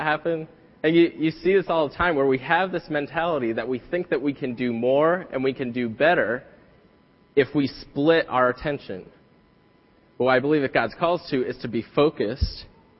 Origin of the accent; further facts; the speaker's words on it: New England, United States; moved away; I'm from New England